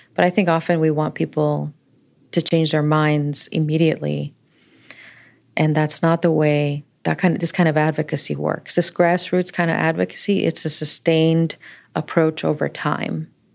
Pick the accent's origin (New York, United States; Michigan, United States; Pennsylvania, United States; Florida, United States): Florida, United States; the community that we grew up with in Florida.